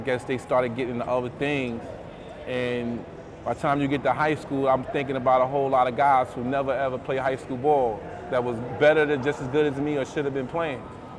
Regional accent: New York City, New York, United States; I'm from Bed-Stuy. I live on Halsey and Ocean. I live on the same block as Gerald Green growing up

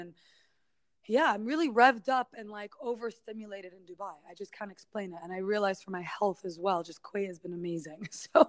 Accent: United States; born there; I don't speak Arabic properly, but it's also, because I was born in the States.

